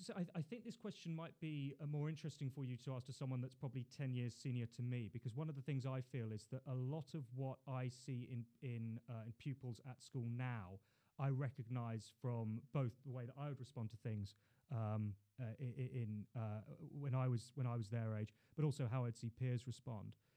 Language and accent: English; London, United Kingdom; also born or lived in Hull / China; I was born in Queen Mary's Hospital. Uh, grew up in Putney